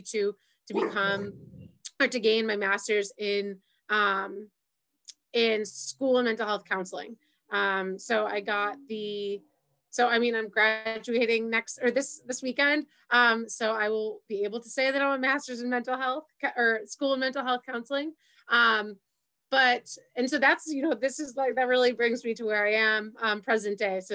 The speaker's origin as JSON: {"language": "English", "town": "Syracuse", "region": "New York", "country": "United States", "tie": "born or raised there", "also_born_or_lived": "Long Island, New York", "moved": "as an adult", "said": "I'm originally from Syracuse, New York. I think I grew up in the same household my whole entire life."}